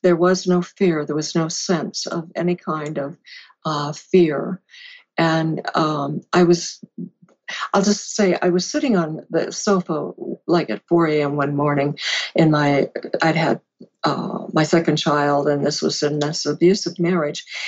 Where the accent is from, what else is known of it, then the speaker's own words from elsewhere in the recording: California, United States; I had moved to California, my home, where I was raised